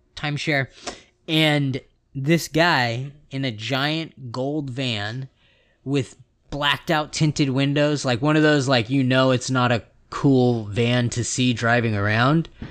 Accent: West Coast, California, United States; I'm from the West Coast

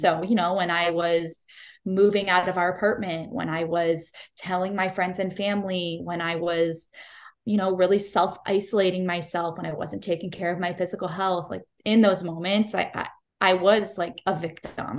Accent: Cleveland, Ohio, United States; I am born and raised in Cleveland, Ohio

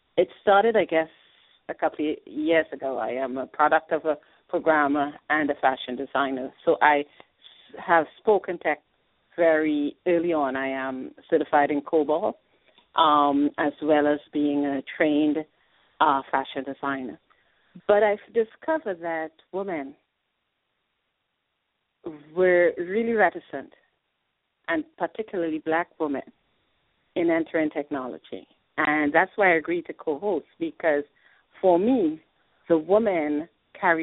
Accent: Trinidad & Tobago; moved away as an adult; now in New York, United States; I'm a proud Trinidadian. I migrated here to study

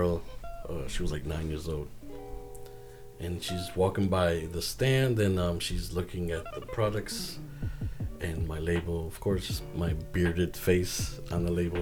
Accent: Bridgeport, Connecticut, United States; I was from Bridgeport

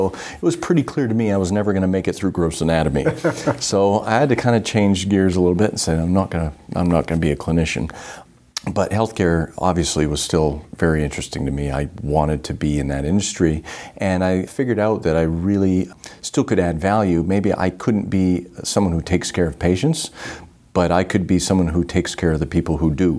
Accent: Northern Maine, United States; I grew up in Northern Maine

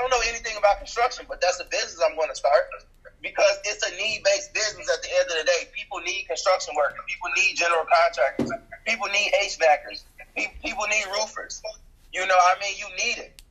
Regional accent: Chicago, Illinois, United States; moved away; I'm originally from Chicago.

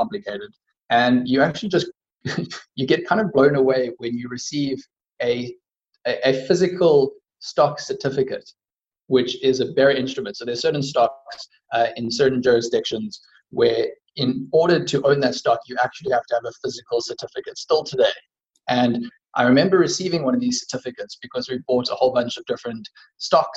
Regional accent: South Africa; as a South African

